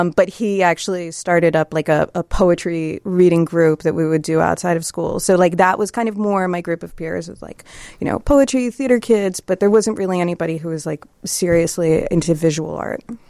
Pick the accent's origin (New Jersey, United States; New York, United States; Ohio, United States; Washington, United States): Ohio, United States; Columbus; I grew up in Columbus, Ohio